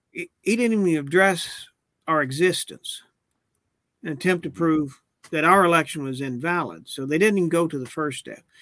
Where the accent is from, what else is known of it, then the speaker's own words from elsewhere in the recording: Oklahoma City, Oklahoma, United States; I made my first communion St. Eugene's in Oklahoma City.